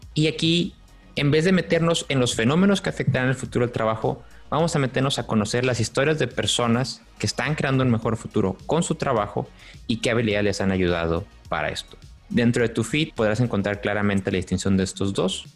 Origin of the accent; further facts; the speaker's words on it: Tampico, Tamaulipas, Mexico; de donde somos nosotros de Tampico